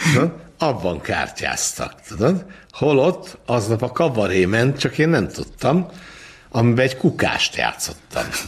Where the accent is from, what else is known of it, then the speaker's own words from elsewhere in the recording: Budapest, Hungary; ahol felnőttem az Andrássy úton